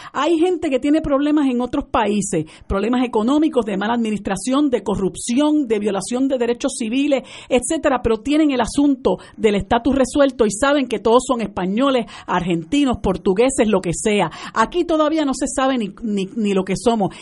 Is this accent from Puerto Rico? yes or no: yes; Puerto Rico; nosotros como puertorriqueños